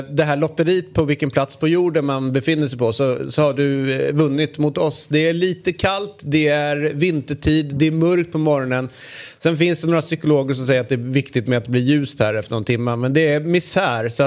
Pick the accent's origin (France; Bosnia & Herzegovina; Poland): France; nej, jag kommer från Frankrike.